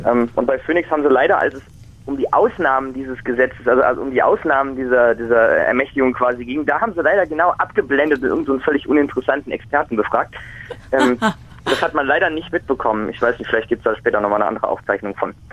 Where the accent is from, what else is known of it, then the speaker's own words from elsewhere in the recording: North Rhine-Westphalia, Germany; Genau, ich komme aus NRW